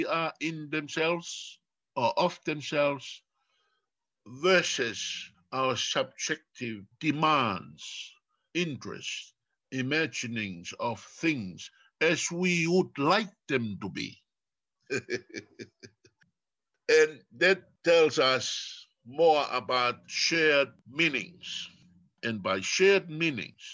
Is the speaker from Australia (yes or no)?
no; Tonga; first language Tongan; English is a second language; I am Tongan, and Tongan is my first language